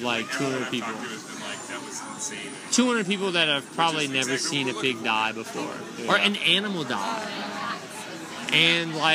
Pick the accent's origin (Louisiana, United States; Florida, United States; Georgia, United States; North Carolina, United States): Louisiana, United States; Lafayette; I'm from Lafayette, Louisiana